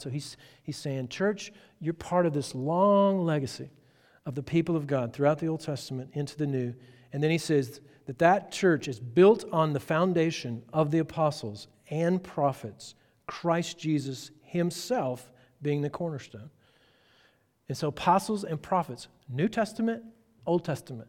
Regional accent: Texas, United States; I'm from Texas.

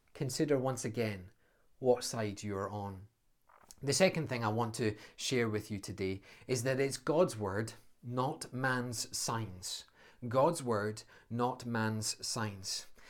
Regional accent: Scotland, United Kingdom; as a Scotsman

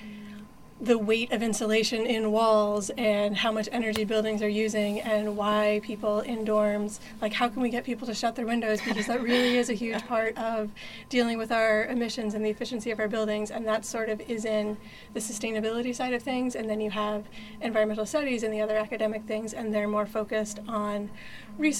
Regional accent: Berlin and Hopkinton, New Hampshire, United States; now in Brunswick, United States; I was born in Berlin, New Hampshire, and I grew up there and in Hopkinton, New Hampshire

